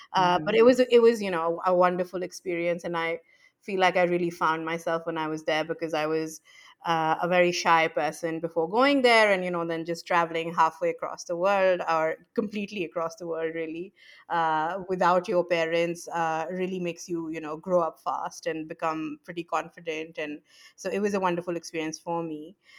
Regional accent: Pakistan; So, I was born and raised in Pakistan, like I said

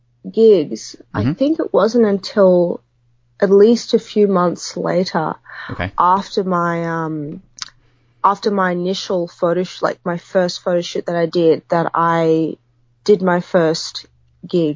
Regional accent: Sydney, New South Wales, Australia; I'm originally from Sydney

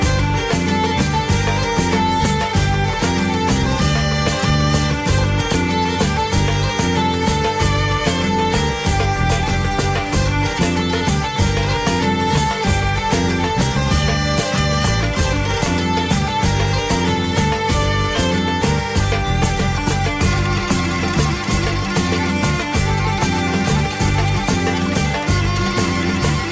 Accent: Finaghy, Northern Ireland, United Kingdom; Finihy, in case you didn't know, is a village just to the west of Belfast, towards Lisburn, where I originally come from

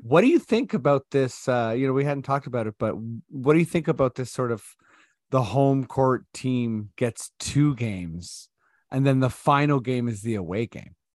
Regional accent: Toronto, Ontario, Canada; I'm from Toronto

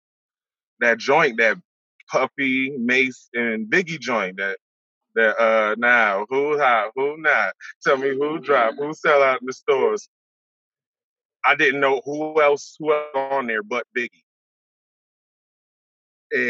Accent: Rochester, New York, United States; also born or lived in the South / California / North Carolina; I'm from Rochester, New York. Born and raised in Rochester, New York, upstate New York. 19th Ward

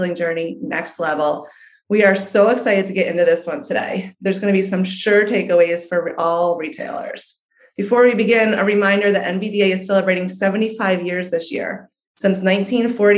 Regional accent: New York, United States; I'm a New Yorker too

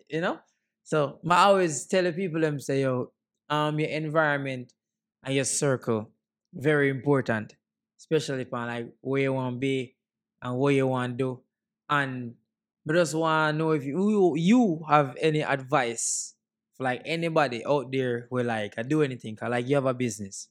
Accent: Jamaica; And me are Jamaican

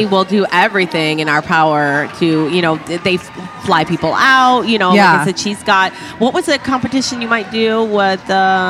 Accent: Michigan, United States; now in Clearwater, United States; Okay, I'm from Michigan

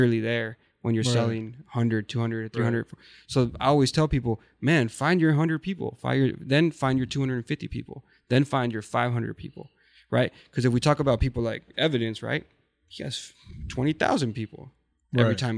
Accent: Sinaloa, Mexico; moved away; also born or lived in Orange County, California; I'm from Sinaloa

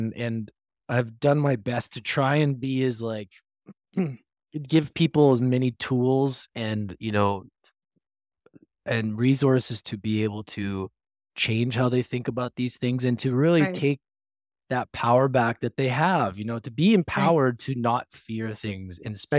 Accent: Canada; also born or lived in Edmonton; I'm Canadian

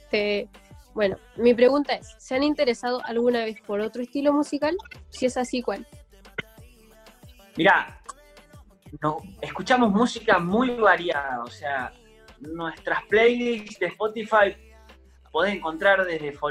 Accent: Villa María, Córdoba, Argentina; Tuve la oportunidad de verlos en el anfiteatro de Villa María, yo soy de Villa María

